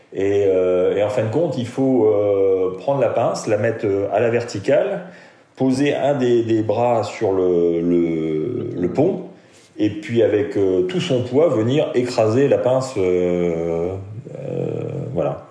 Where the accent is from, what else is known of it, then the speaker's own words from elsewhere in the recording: Metz, Grand Est, France; moved away; suis né à Metz, j'ai grandi à Metz